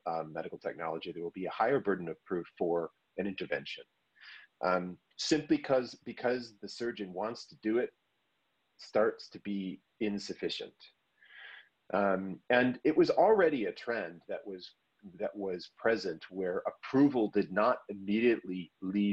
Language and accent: English; United States; I'm an American